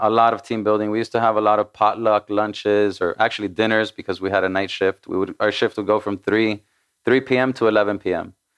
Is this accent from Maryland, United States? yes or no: no; Miami, Florida, United States; first language Spanish; English is a second language; I was born in Miami, Miami, Florida.